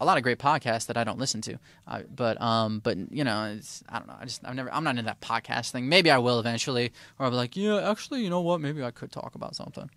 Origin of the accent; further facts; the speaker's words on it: Detroit, Michigan, United States; I'm from Detroit